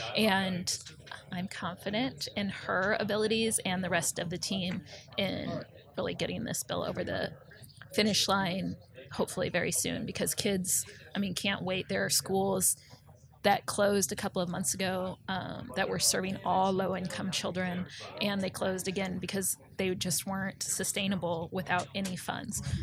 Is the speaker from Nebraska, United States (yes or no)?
yes; Omaha, Nebraska, United States; moved away as an adult; also born or lived in New Orleans / Northern Virginia; I went back to my hometown of Omaha